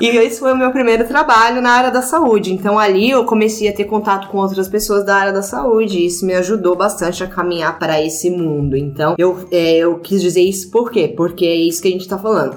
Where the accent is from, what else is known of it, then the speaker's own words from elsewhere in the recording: Brazil; moved away as an adult; fazia dois anos que eu não ia pro Brasil e tava já homesick